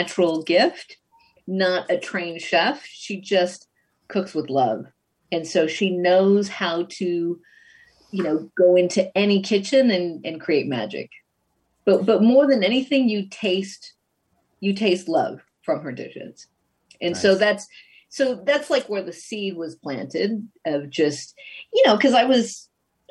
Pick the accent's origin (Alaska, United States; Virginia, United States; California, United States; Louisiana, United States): California, United States; Los Angeles; moved away as an adult; also born or lived in Mexico City, Mexico; now in New York, United States; Southern California is really where I was raised